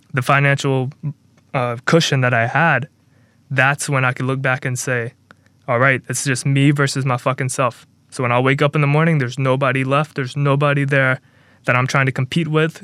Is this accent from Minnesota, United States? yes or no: no; Mobile, Alabama, United States; my hometown, small town of Mobile, Alabama